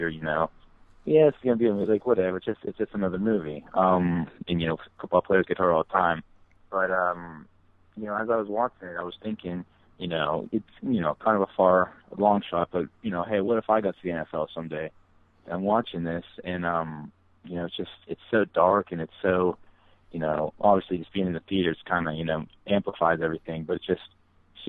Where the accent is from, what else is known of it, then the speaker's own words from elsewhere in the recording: Mars, Pennsylvania, United States; we're from Mars